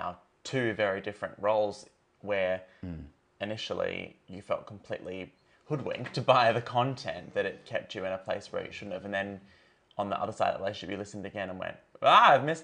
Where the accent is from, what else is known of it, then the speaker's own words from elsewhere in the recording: Far North Queensland, Australia; now in South Australia, Australia; I grew up in Far North Queensland